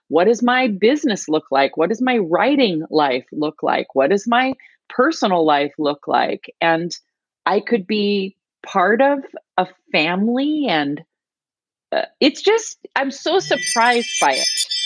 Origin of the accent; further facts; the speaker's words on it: United States; moved away as an adult; now in North Carolina, United States; grew up, was born and raised in Washington as well.